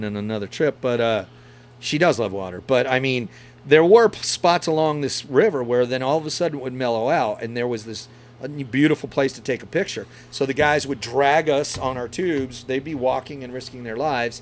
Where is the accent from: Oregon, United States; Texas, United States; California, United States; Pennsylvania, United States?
Texas, United States; Central; we're from Central Texas